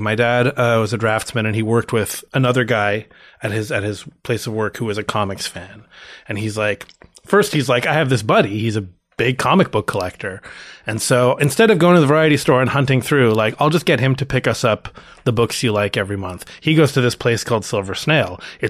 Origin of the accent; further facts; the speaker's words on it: Toronto, Ontario, Canada; Born and raised in Toronto. I know that's relatively rare. Toronto is kind of the New York City of Canada and that everyone here is from somewhere else, but I was born here.